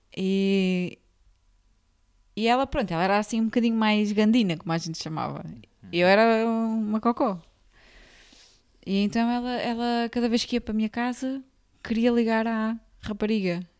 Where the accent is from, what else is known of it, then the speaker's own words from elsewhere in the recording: Gondomar, Porto District, Portugal; moved away; eu cresci uh, em São Pedro da Cova, e havia perto de Valongo